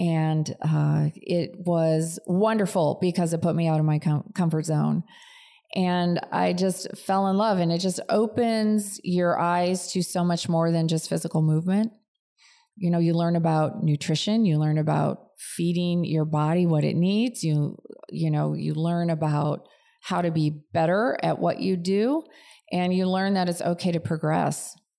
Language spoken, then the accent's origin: English; outside of Chicago, Illinois, United States; moved away as an adult; also born or lived in Cleveland, Ohio; now in California, United States; I really grew up outside of Chicago